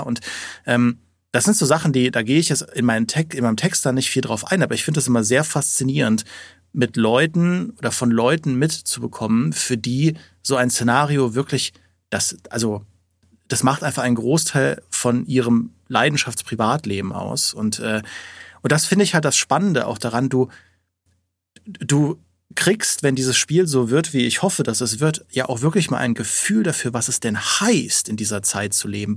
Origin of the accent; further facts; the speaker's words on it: Trier, Rhineland-Palatinate, Germany; in dem Umfeld von Trier, wo ich aufgewachsen bin